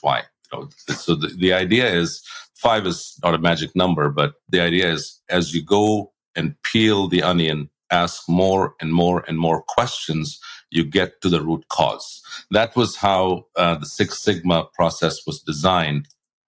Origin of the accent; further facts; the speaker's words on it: India; moved away as an adult; also born or lived in Australia; now in United States; I grew up in India and then I moved to the US about 28 years ago